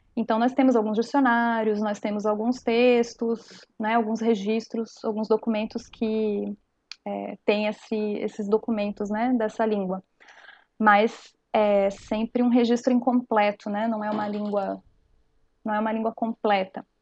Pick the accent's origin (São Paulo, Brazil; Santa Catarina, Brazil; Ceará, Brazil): Santa Catarina, Brazil; coast of; accent: cantado do peixeiro / manezinho; nós aqui no litoral de Santa Catarina temos o cantado, o nosso cantado é, do peixeiro, como é conhecido na região do Vale do Itajaí, ou do manezinho